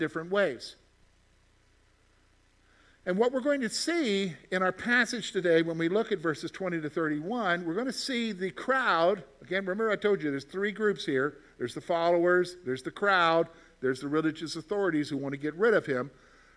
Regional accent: South Carolina, United States; now in Pennsylvania, United States; I'm from South Carolina.

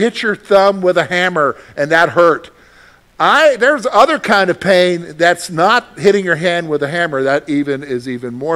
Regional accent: Columbia, South Carolina, United States; moved away as an adult; I'm from the Carolinas, and I go back home to Columbia

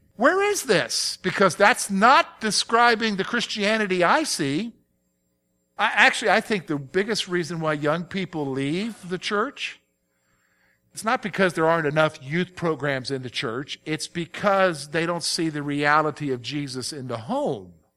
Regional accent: the South, United States; now in Pennsylvania, United States; I'm from the South. I grew up in the South

